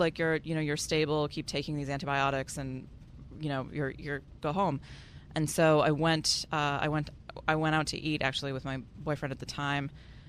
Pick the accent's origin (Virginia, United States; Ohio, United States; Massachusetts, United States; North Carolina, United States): Massachusetts, United States; Boston; also born or lived in San Francisco; I'm from Boston originally